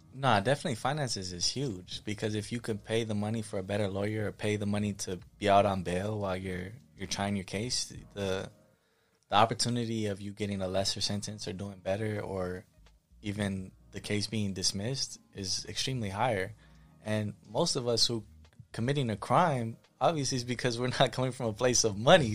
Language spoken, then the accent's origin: English; Pomona, California, United States; also born or lived in Michigan; I'm from Pomona